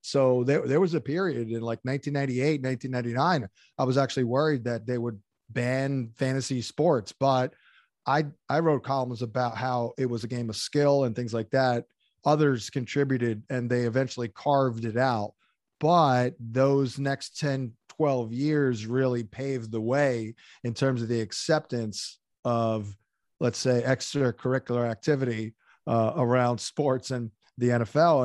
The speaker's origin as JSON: {"language": "English", "area": "outside Atlantic City", "region": "southern New Jersey", "country": "United States", "tie": "born or raised there", "said": "I grew up in southern New Jersey, uh, right outside of Atlantic City"}